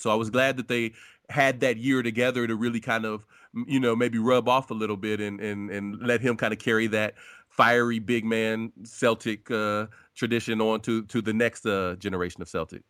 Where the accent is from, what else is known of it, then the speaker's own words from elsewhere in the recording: Ohio, United States; I'm born and raised in Ohio, um, and I'm, I still live in the Midwest